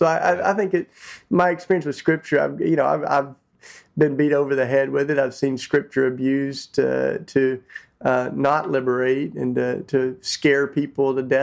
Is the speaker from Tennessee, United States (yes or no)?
yes; Tennessee, United States; I grew up in Tennessee, which is down south